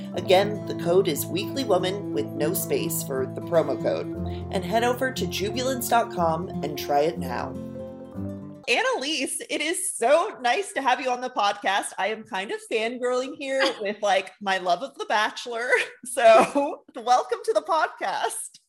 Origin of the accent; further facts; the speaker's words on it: New York City, New York, United States; moved away; originally I'm from New York City